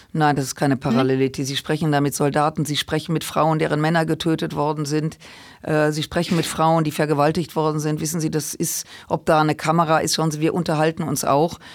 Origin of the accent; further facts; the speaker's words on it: Germany; wir als Deutsche